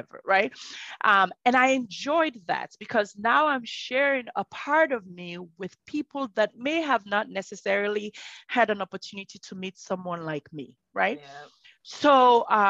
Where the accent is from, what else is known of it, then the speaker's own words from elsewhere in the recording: Southern Province, Sierra Leone; moved away; I am from Sierra Leone. I'm a Sierra Leonean born. My toddler or little age years were in southern Sierra Leone in the Pujon area.